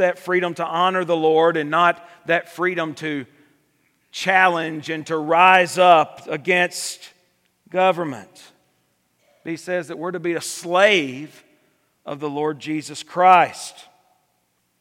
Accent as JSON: {"language": "English", "country": "United States", "said": "we as American people"}